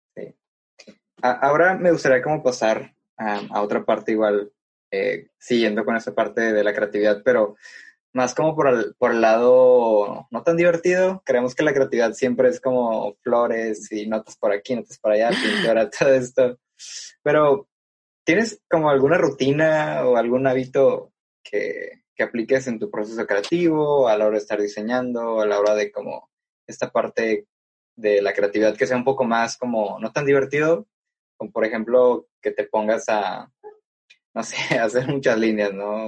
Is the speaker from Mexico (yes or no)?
yes; Mexico; also born or lived in Tepic, Nayarit; nos decimos que somos mexicanos